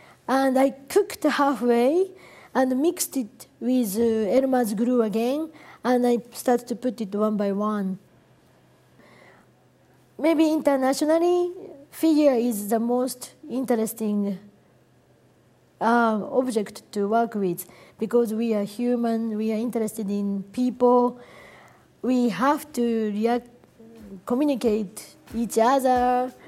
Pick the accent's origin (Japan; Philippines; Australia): Japan; now in United States; I grew up in Japan, and after I came to US, I realized the cultural difference between Western world and Japan